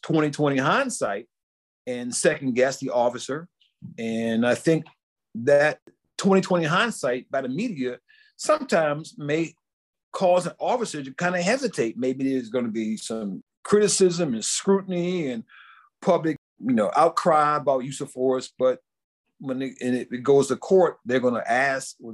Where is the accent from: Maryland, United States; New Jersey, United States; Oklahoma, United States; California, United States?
Maryland, United States; Washington, D.C. area; I grew up in in the Washington, D.C. area, in local Maryland area